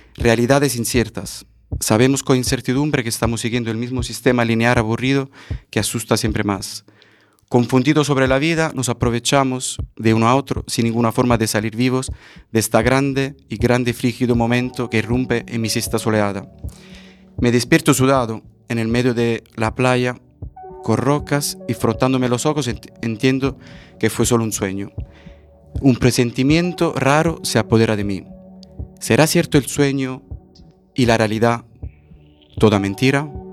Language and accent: Spanish; province of Caserta, Naples region, Campania, Italy; Spanish is a second language; moved away as an adult; also born or lived in Central America / Madrid; en la provincia de Caserta, la región de Nápoles, la tierra de la mozzarella.